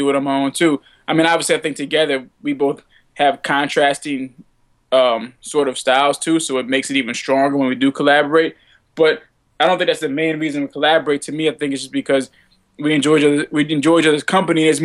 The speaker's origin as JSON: {"language": "English", "town": "New Orleans", "region": "Louisiana", "country": "United States", "also_born_or_lived": "Savannah, Georgia / New York", "moved": "yes", "said": "I'm from New Orleans originally"}